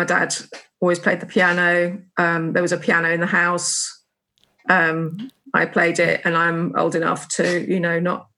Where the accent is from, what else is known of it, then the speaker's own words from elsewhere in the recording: Suffolk, East of England, United Kingdom; I grew up in Suffolk